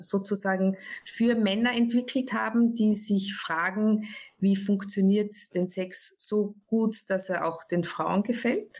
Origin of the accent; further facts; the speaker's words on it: Austria; ich bin aus Österreich, das hört man relativ schnell jetzt